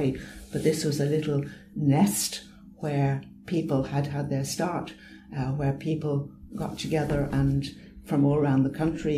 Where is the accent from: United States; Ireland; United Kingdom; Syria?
Ireland; I'm Irish.